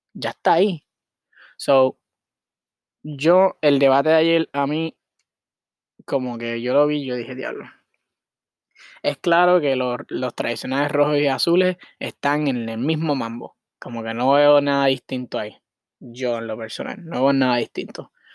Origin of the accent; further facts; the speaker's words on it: Puerto Rico; moved away as an adult; now in Miami, United States; yo soy de Puerto Rico, yo soy boricua, yo nací allá, o sea, yo mi, eh, como es ay, puñeta, nací y me crié allá